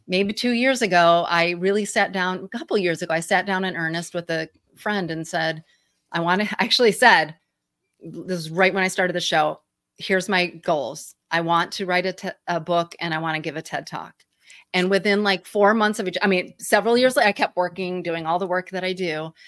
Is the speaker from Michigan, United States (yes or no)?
yes; Michigan, United States; accent: Midwestern twangy; moved away; I'm from Michigan originally, so everybody knows my Michigan, you know, m, Midwest twangy voice